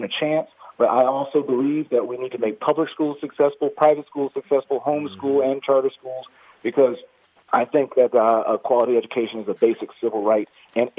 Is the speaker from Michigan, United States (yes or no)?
yes; Detroit, Michigan, United States; I grew up in Detroit, right across the 6th and Linwood